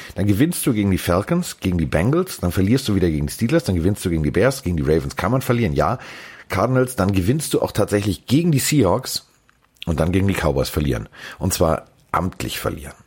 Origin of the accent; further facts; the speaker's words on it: Hamburg, Germany; als Hamburger